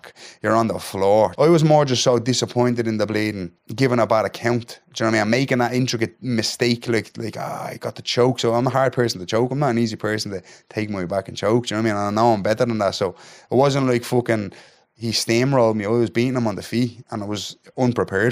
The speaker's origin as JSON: {"language": "English", "town": "Dublin", "region": "Leinster", "country": "Ireland", "said": "the north inner city of Dublin, Ireland."}